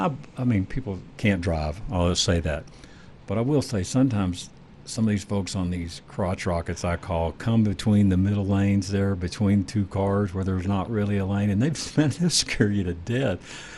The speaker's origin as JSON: {"language": "English", "region": "Texas", "country": "United States", "tie": "born or raised there", "said": "I grew up in Texas"}